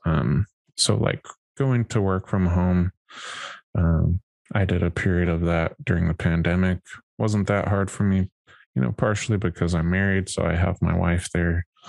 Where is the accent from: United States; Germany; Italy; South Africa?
United States; Wyoming; I grew up in Wyoming